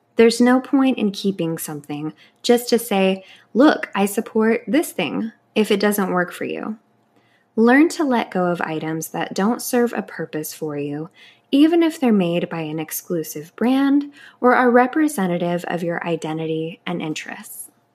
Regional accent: Anaheim, California, United States; I grew up in Anaheim, California, and my whole family had annual Disneyland passes

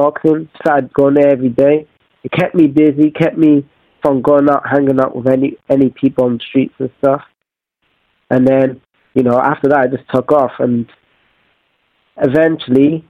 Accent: Wales, United Kingdom; I'm a kid from Wales, and back in the day, being in Wales, I'm moving around a lot, going to new schools

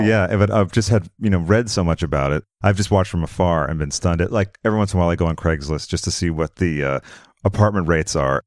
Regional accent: Boston, Massachusetts, United States; moved away; I'm originally from the Boston area

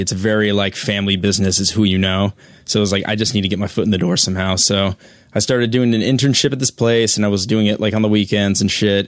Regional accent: Colorado, United States; I'm from Colorado

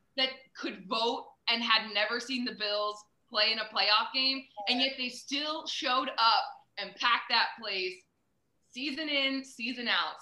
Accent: Reading, Pennsylvania, United States; moved away as an adult; also born or lived in Buffalo, New York; now in Kansas City, United States; I was born in Reading. Um, and I went to Muhlenberg High School

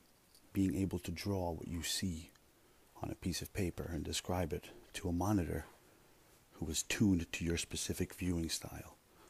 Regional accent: Russia; born there; I was born in Russia. You know? I think. So they tell me.

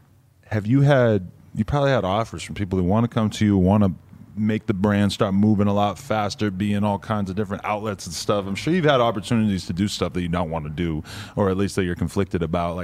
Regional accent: New Hampshire, United States; New Hampshire. Right outside, like 45 minutes outside of Boston.

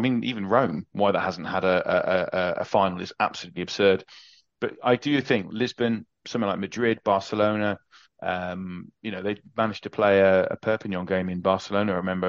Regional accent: England, United Kingdom; as an English rugby supporter, this is an interesting thing.

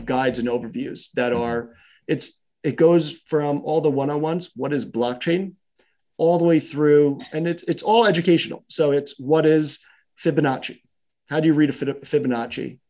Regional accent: New York, United States; I grew up in New York, and, you know, as a kid, we played football on the street.

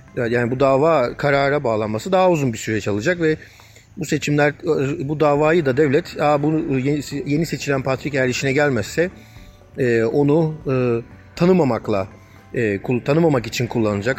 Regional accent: Turkey; moved away as an adult; now in Brussels, Belgium; Ermeni toplumunun içerisinden yetişmiş biri olarak sonuçta Ermeni okullarında büyüdüm

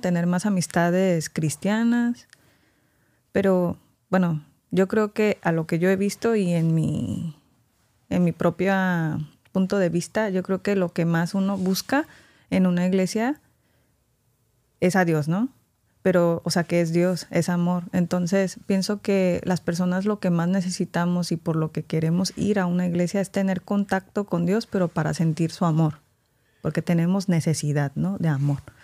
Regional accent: Mexico; crecí en México

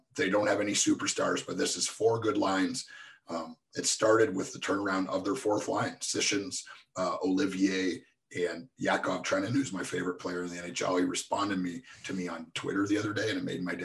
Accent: Nashville, Tennessee, United States; my hometown team

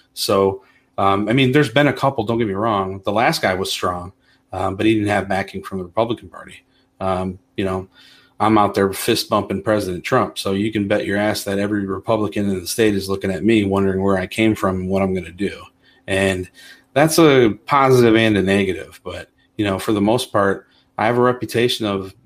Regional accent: Toledo, Ohio, United States; I'm born and raised in Toledo, the Polish neighborhood where she claims to be from

